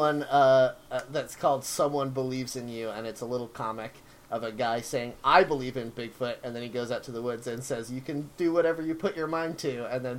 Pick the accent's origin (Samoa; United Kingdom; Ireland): United Kingdom; as emotionally and physically repressed as us British people.